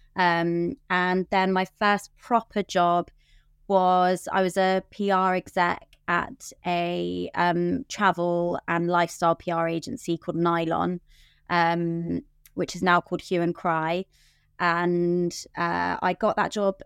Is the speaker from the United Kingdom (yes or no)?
yes; London, United Kingdom; I'm born and raised in London